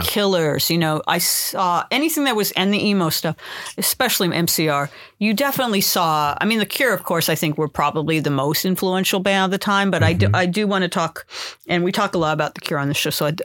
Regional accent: Los Angeles, California, United States; I grew up in the San Fernando Valley in L.A.

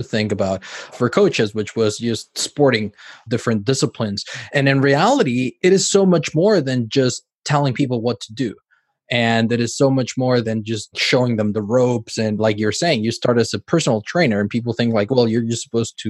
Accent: Cancun, Quintana Roo, Mexico; now in Spain; my hometown of Cancun

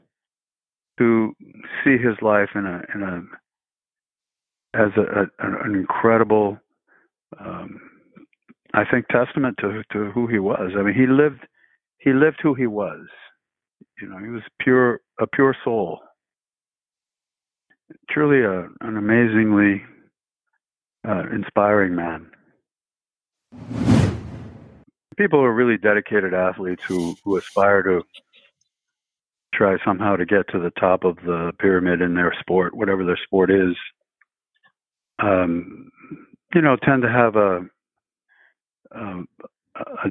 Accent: Alameda, California, United States; I grew up in Alameda

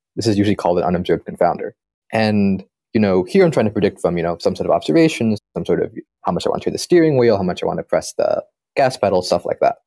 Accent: San Diego, California, United States; moved away as an adult; also born or lived in Berkeley; now in Pittsburgh, United States; I grew up in San Diego

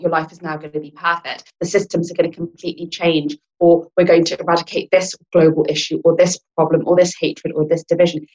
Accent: England, United Kingdom; accent: British; I'm born and brought up in England, I'm English Lankan

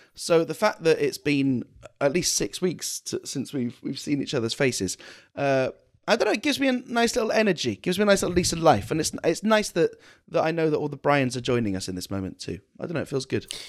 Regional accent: United Kingdom; I'm the British one

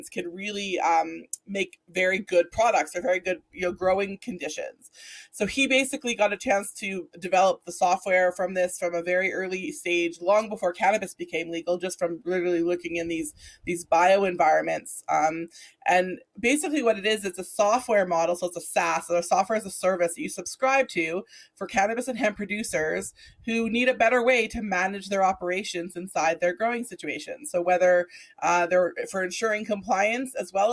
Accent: Alberta, Canada; Liam, is someone that I grew up with here in Alberta

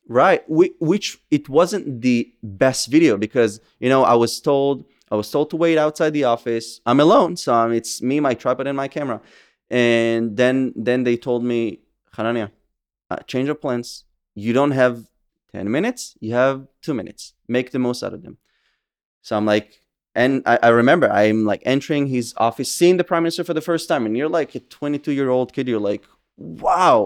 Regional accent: Safed, Northern District, Israel; also born or lived in Kadim, Samaria (West Bank); I was born and raised in Israel. I was born in Tzfat in the Upper Galilee

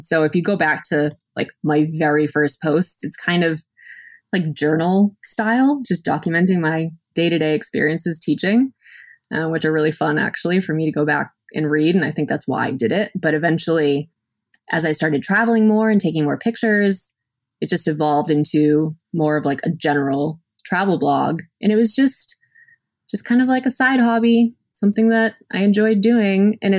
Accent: Massachusetts, United States; We're both from Massachusetts, and we met for the first time in Bangkok.

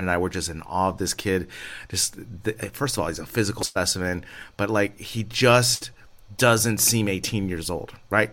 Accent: United States; moved away as an adult; I'm an American living abroad

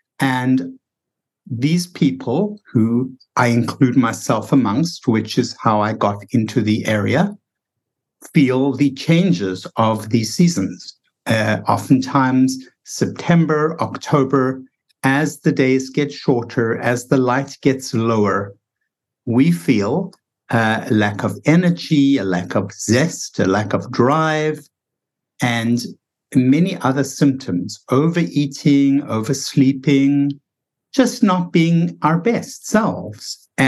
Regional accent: South Africa; now in United States; because I felt it myself when I came from South Africa to the United States. I felt myself slowing down and less productive. And I thought, what's going on here? It never was like this in South Africa.

